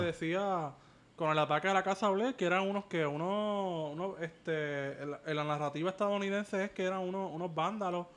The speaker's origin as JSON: {"language": "Spanish", "town": "Cabo Rojo", "region": "West", "country": "Puerto Rico", "said": "yo que vengo del oeste, vengo de Cabo Rojo"}